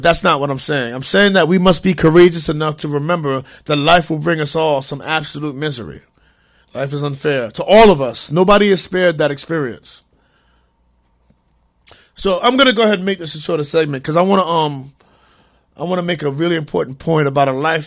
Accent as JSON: {"language": "English", "town": "New York City", "region": "New York", "country": "United States", "said": "I'm from Harlem"}